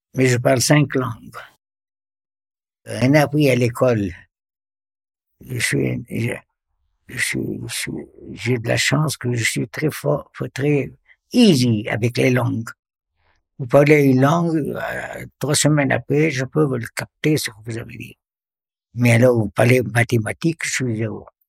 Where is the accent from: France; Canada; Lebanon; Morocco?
Lebanon; Beirut, Beirut Governorate; moved away as an adult; now in Sierre, Switzerland; J'ai grandi au, à Beyrouth. Je suis libanais